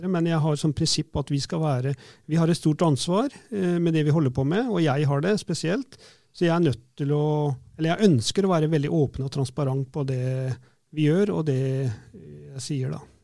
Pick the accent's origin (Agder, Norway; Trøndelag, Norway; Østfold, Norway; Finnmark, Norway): Østfold, Norway; Fredrikstad; jeg vokste opp på Selbakk og Begby